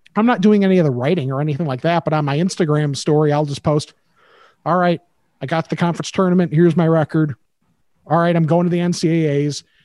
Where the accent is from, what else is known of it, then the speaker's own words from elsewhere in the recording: Midwest, United States; growing up in the Midwest